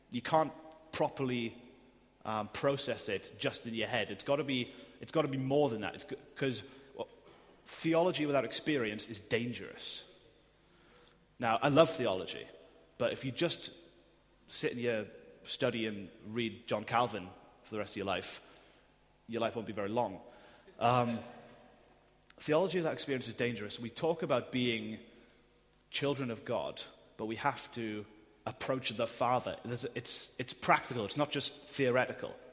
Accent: United Kingdom; I'm clothed in Christ and I'm still British.

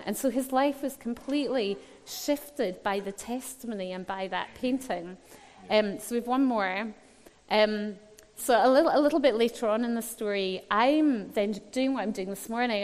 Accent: Scotland, United Kingdom; I was brought up in Scotland

